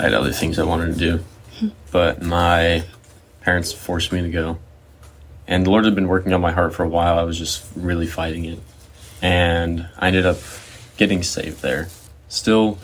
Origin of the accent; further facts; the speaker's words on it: central Missouri, United States; also born or lived in St. Louis, Missouri; I was born in Missouri, up in St. Louis. And then when I was four, we moved down to kind of central Missouri